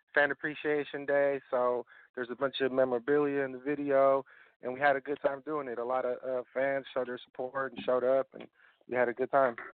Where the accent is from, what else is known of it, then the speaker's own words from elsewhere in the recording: East Palo Alto, California, United States; I grew up in East Palo Alto